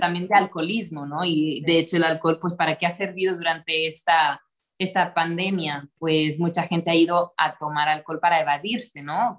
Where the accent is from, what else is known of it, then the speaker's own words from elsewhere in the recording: Costa Brava, north of Barcelona, Catalonia, Spain; moved away as an adult; also born or lived in United States / Mexico City, Mexico / Tulum, Mexico; now in Mexico; soy nacida en, en la Costa Brava, al norte de Barcelona, en España